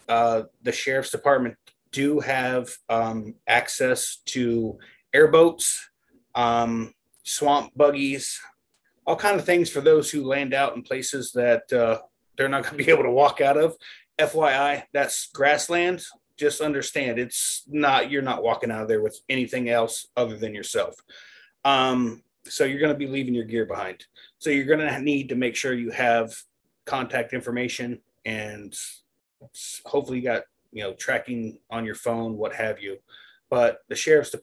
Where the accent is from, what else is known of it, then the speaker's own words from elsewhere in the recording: Florida, United States; I'm from Florida